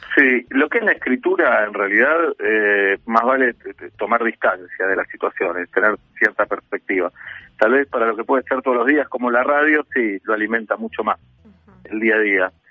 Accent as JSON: {"language": "Spanish", "region": "Buenos Aires", "country": "Argentina", "said": "amo Buenos Aires y me gusta ser porteño"}